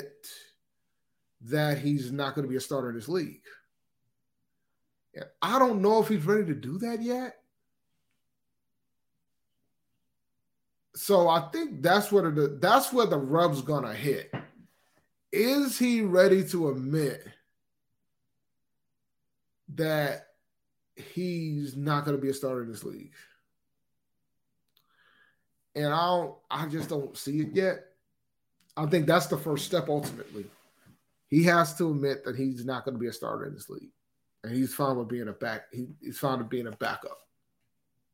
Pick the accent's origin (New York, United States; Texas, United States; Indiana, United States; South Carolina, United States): South Carolina, United States; Columbia; moved away; I'm originally from Columbia, South Carolina.